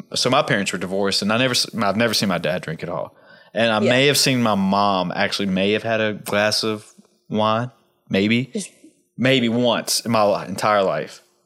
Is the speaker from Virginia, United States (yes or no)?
yes; Southwest Virginia, United States; growing up in Southwest Virginia